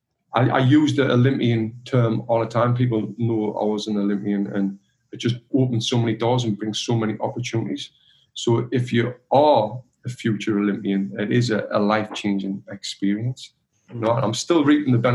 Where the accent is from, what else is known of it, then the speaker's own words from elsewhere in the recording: Sunderland, North East England, United Kingdom; moved away as an adult; now in Los Angeles, United States; I'm originally from Sunderland, so it's a big, big difference to where I'm from.